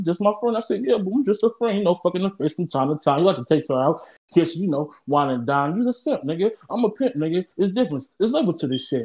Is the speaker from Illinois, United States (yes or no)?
yes; Chicago, Illinois, United States; I'm from Chirac